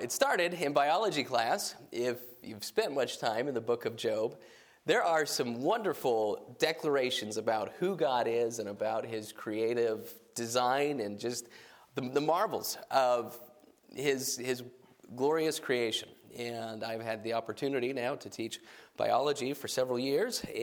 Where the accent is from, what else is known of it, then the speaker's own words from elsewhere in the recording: New Mexico, United States; I grew up in New Mexico